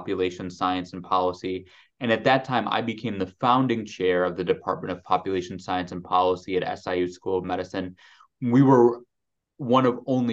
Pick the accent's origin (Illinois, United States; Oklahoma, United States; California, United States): Illinois, United States; Chicago; growing up in the city of Chicago, and then you moved to the suburbs during my kind of mid-childhood, city of Chicago remains, my hometown